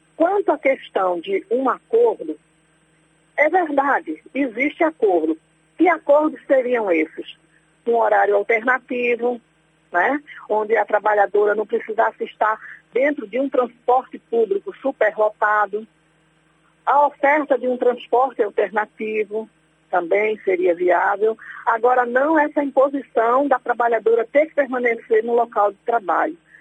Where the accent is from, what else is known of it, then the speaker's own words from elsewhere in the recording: Pernambuco, Brazil; eu sou de Pernambuco